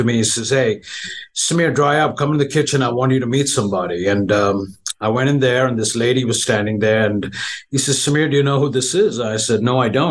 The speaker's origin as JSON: {"language": "English", "country": "India", "tie": "born or raised there", "also_born_or_lived": "New York, United States / Manhattan, United States", "moved": "as an adult", "lives_now": "Dallas, United States", "said": "I was born in India. Grew up in India, came to the U.S. when I was 18 to go to cooking school upstate"}